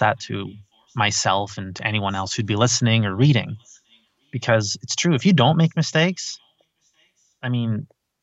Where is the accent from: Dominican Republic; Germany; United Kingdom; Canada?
Canada; I am the Canadian uncle